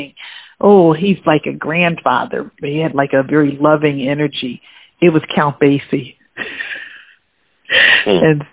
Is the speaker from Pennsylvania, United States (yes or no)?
yes; Philadelphia, Pennsylvania, United States; I was born in Philadelphia